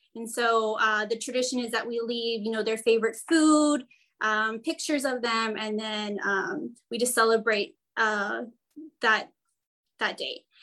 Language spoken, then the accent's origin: English; Brownsville, Texas, United States; I am from Brownsville, Texas, and I am a middle school librarian.